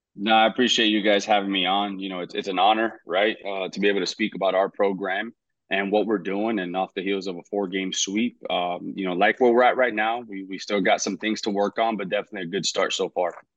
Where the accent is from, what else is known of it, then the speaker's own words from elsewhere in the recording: Hialeah, Florida, United States; we moved to Hialeah, uh, two years after, and that's in my hometown